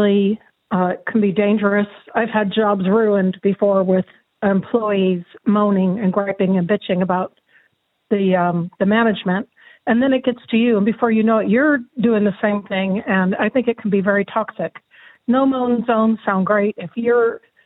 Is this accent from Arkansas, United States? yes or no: no; California, United States; now in Ireland; I'm from the States. I'm from California